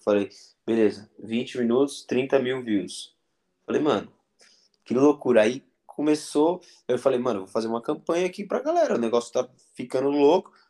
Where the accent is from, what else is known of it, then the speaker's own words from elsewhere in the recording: north of Minas Gerais, Brazil; now in São Paulo, Brazil; no norte de Minas, é, que é onde eu nasci